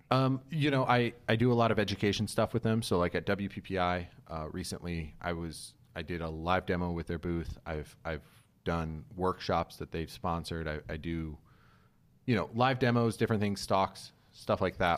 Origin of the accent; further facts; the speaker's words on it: Kalamazoo, Michigan, United States; moved away as an adult; also born or lived in Albuquerque, New Mexico; now in Los Angeles, United States; I grew up in, like, West Michigan